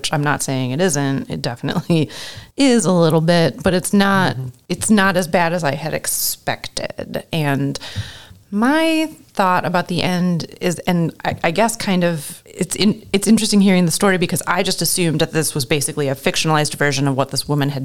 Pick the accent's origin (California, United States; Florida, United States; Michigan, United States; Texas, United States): Michigan, United States; growing up in Michigan and pretty much having only lived in Michigan